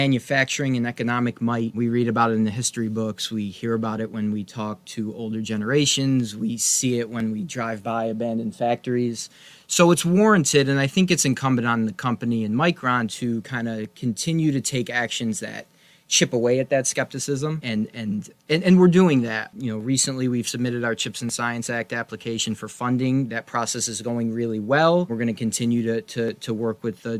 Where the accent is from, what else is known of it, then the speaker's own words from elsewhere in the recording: Utica, New York, United States; also born or lived in Syracuse, New York; I'm a lifelong Central New Yorker. I grew up in Utica